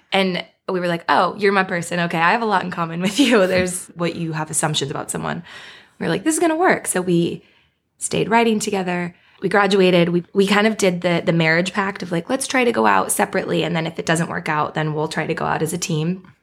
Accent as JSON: {"language": "English", "town": "Beaverton", "region": "Oregon", "country": "United States", "moved": "as an adult", "lives_now": "Los Angeles, United States", "said": "I'm from a town outside of Portland, Oregon. It's called Beaverton."}